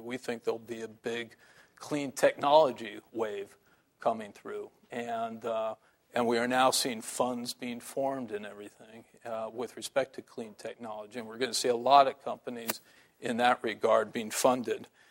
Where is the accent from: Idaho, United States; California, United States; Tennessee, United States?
California, United States; San Francisco